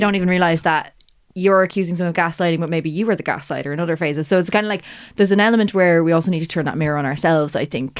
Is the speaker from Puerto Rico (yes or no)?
no; Ireland; that Irish perspective